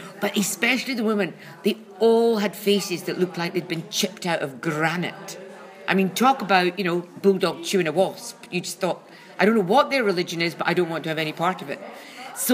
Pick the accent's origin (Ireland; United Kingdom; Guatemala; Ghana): United Kingdom; Paisley, Scotland; born or raised there